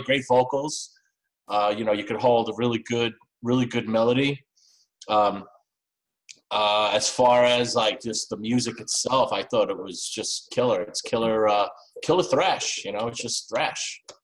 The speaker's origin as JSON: {"language": "English", "region": "New York", "country": "United States", "said": "I'm from New York as well"}